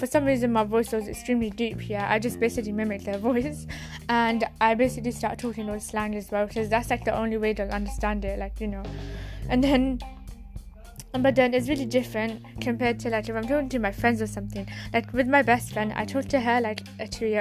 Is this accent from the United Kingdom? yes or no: yes; United Kingdom; I'm not from London, by the way. I'm from the UK, but I'm not all posh